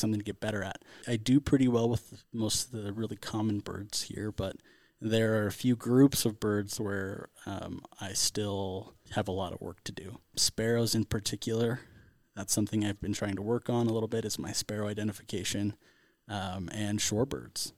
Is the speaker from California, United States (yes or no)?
yes; Central California, United States; I grew up in Central California